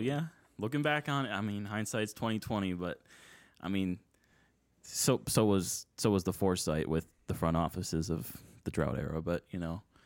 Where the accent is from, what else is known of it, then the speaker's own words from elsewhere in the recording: Buffalo, New York, United States; I am also born and raised in the Buffalo area